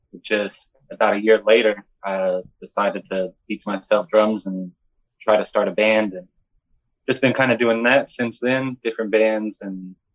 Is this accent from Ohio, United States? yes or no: no; Lubbock, Texas, United States; also born or lived in Marfa, Texas; I was born in Marfa. I lived there for a year or two. And then I moved to Lubbock.